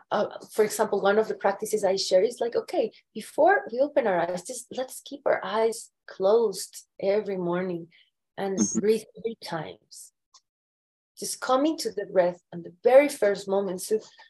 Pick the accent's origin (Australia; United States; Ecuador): Ecuador; Andean Mountains of Ecuador, Andes; moved away; I was born and raised in the Andean Mountains of Ecuador.